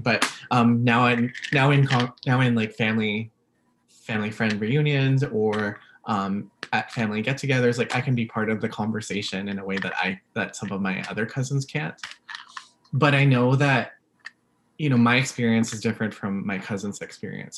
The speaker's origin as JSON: {"language": "English", "town": "Vancouver", "region": "British Columbia", "country": "Canada", "tie": "born or raised there", "also_born_or_lived": "Philippines", "first_language": "English", "said": "I was born in the Philippines, and so when I moved here to uh, Vancouver, the le- the first language that I learned was English anyway"}